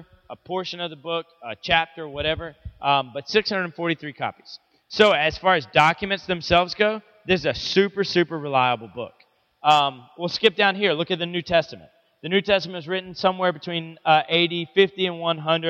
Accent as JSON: {"language": "English", "town": "Midland", "region": "Georgia", "country": "United States", "tie": "born or raised there", "said": "I grew up in Midland, Georgia"}